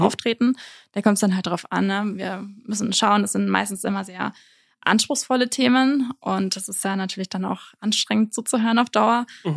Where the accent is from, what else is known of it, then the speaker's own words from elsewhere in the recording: Nuremberg, Bavaria, Germany; moved away as an adult; now in Innsbruck, Austria; ursprünglich, ich komme aus Nürnberg